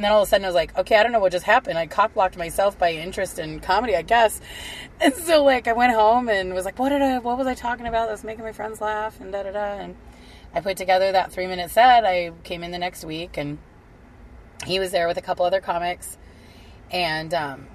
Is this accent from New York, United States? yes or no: no; Kingman, Arizona, United States; I was living in my hometown of Kingman